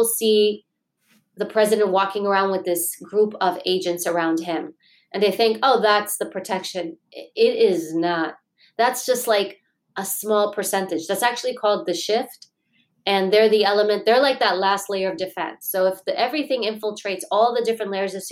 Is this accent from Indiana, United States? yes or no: no; New York City, New York, United States; I grew up in Queens, New York